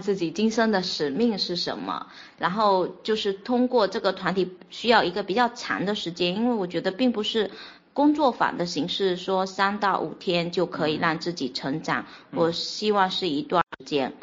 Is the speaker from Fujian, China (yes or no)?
yes; Fuzhou, Fujian, China; 我来自福建福州